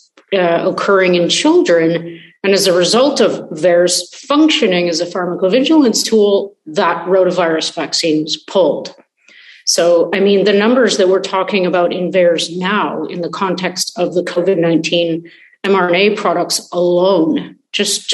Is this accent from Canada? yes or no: yes; Canada; moved away as an adult; now in Israel; I am a Canadian. So one day, you know, if things turn around, I hope to be able to repatriate